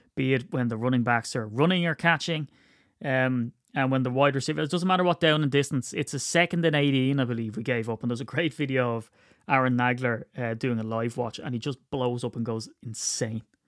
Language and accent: English; Ireland; I'm Irish